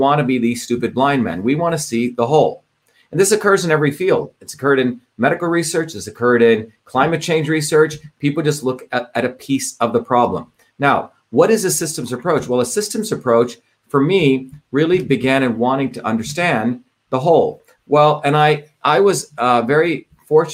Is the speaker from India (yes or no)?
yes; India; moved away; as a child growing up in India